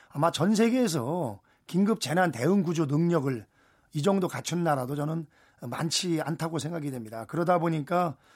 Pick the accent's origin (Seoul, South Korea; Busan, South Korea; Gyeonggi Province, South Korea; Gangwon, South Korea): Gyeonggi Province, South Korea; Anseong; 고향이 안성이고